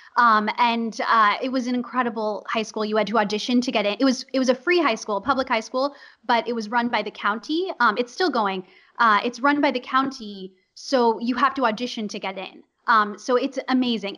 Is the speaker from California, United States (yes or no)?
yes; Los Angeles, California, United States; also born or lived in New York; I'm from Los Angeles